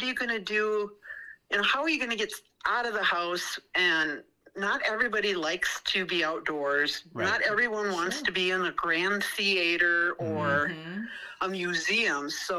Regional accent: New Ulm, Minnesota, United States; also born or lived in Moose Lake, Minnesota / Brainerd Lakes area, Minnesota; I grew up in New Ulm in southern, mm-hmm, Minnesota. Mm-hmm. We lived by Moose Lake for many years, mm-hmm, and now we're here in the Brainerd Lakes area.

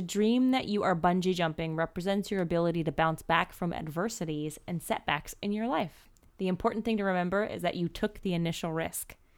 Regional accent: East Coast, United States; I grew up on the East Coast

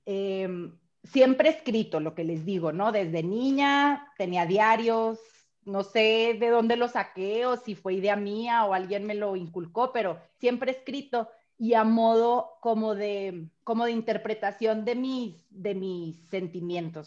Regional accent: Chihuahua, Mexico; soy de Chihuahua

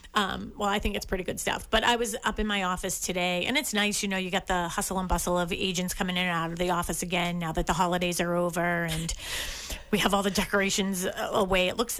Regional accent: Massachusetts, United States; Main roads don't bother me. I mean, I grew up on Dorchester Avenue, Columbia Road. So there you go. I mean, it couldn't get much busier than that.

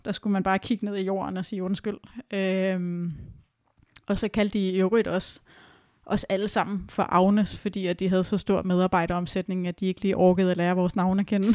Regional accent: Denmark

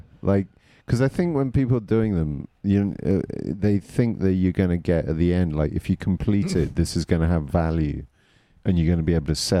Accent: England, United Kingdom; moved away; this growing up in England

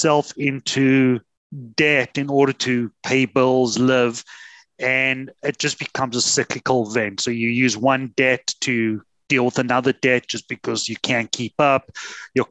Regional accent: South Africa; moved away as an adult; now in Canada; So I'm originally from South Africa, came to Canada 23 winters ago

